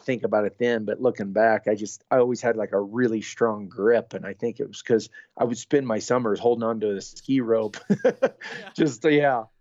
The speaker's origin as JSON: {"language": "English", "town": "Newkirk", "region": "Oklahoma", "country": "United States", "tie": "born or raised there", "said": "my hometown was probably, about 1,200 to 1,500 people"}